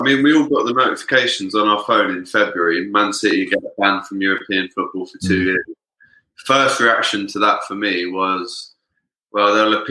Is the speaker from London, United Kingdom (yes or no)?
yes; London, United Kingdom; I grew up in North London and around me is just Arsenal fans.